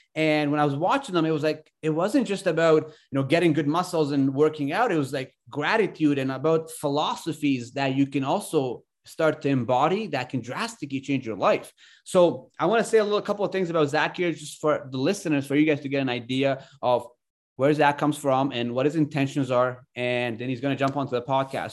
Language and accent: English; Ontario, Canada; moved away as an adult; also born or lived in Afghanistan / Alberta, Canada; I came to Canada when I was younger and thirty-one now, but I grew up in Ontario, went to school there